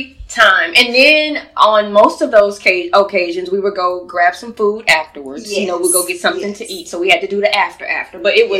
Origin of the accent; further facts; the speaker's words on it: Louisiana, United States; I remember once I was at lunch with a lady, a girl from my hometown in Louisiana, and she invited one of her coworkers who brought a baby.